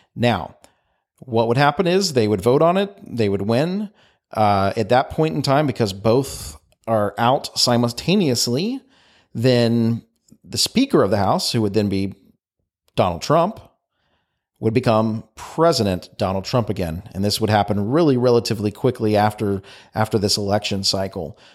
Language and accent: English; United States; I'm American